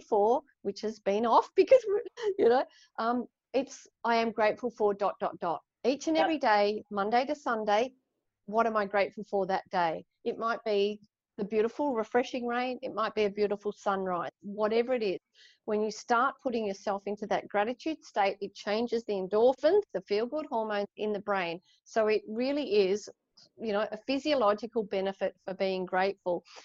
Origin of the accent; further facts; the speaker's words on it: Ballarat, Victoria, Australia; now in Sydney, Australia; I was born in Ballarat, like inland, we used to holiday by the beach